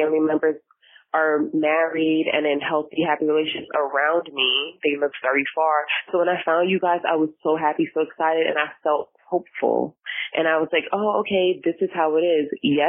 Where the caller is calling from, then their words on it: New York, United States; I'm calling from New York. You guys should know me by now.